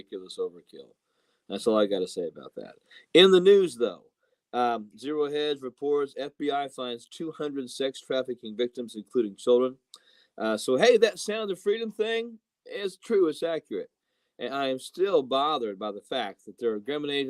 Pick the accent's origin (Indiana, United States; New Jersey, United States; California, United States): Indiana, United States; Jasonville; moved away; I was a youth and children's pastor in Jasonville, Indiana for 10 years in my hometown, home state, and loved it.